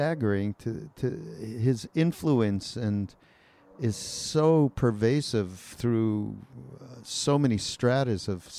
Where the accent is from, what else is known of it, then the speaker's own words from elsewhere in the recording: Canada; I'm from Canada.